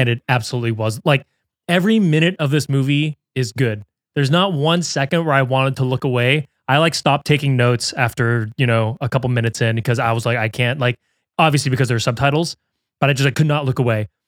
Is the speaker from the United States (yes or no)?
yes; United States; being the American here